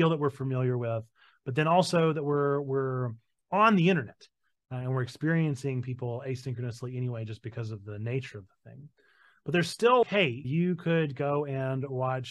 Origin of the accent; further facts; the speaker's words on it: North Carolina, United States; I'm from North Carolina